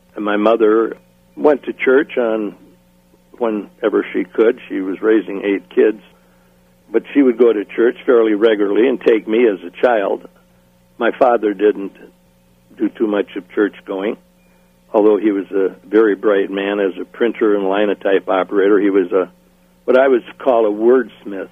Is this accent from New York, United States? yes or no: no; New London, Wisconsin, United States; moved away; also born or lived in Waupaca, Wisconsin; I grew up in Wisconsin. First five years in New London, in Waupaca, Wisconsin. Then we moved to New London, Wisconsin, where I went from kindergarten all the way through graduation in high school